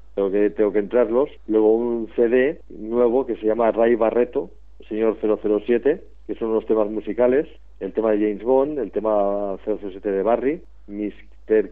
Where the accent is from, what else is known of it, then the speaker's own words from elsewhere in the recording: Barcelona, Catalonia, Spain; aquí, desde mi pueblo, Barcelona